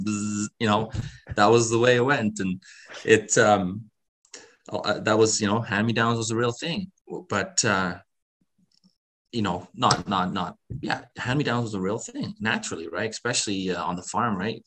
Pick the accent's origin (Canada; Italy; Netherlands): Netherlands; I was born in Holland